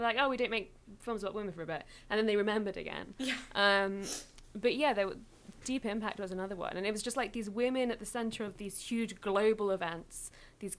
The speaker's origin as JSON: {"language": "English", "region": "England", "country": "United Kingdom", "tie": "born or raised there", "said": "girl growing up in England with this like half Mexican, half English household"}